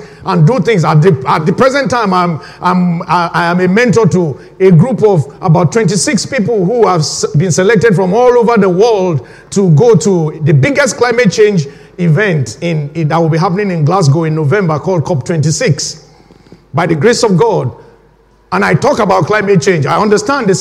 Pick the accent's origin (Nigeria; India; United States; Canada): Nigeria; moved away as an adult; now in United Kingdom; I was born when my home country, Nigeria, was right in the middle of a civil war